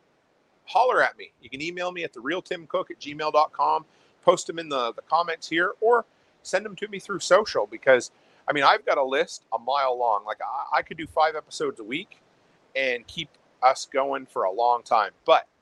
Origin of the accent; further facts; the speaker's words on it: Nova Scotia, Canada; moved away as an adult; now in Alberta, Canada; where I grew up on the East Coast, on the Atlantic Ocean